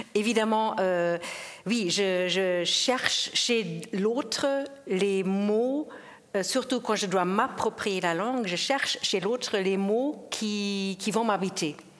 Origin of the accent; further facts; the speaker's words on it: Germany; first language German; French is a second language; moved away as an adult; also born or lived in Geneva, Switzerland; now in Switzerland; je viens de l'Allemagne, je, suis donc germanophone euh, euh, à la base. J'ai vécu toute mon enfance, mon adolescence. Je suis, je suis venue adulte en Suisse